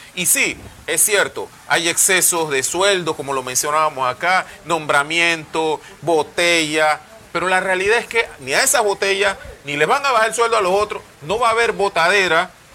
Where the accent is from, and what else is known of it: Panama